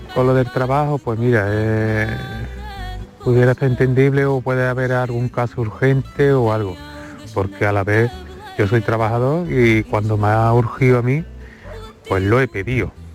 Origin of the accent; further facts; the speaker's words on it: Andalusia, Spain; soy más español y andaluz que la cepa un olivo